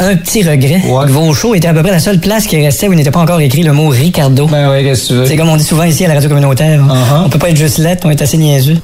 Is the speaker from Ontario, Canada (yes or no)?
no; Outaouais, Quebec, Canada; now in Montreal, Canada; j'ai quitté l'Outaouais parce que le métier que je voulais pratiquer, ça se passait de l'autre bord à Montréal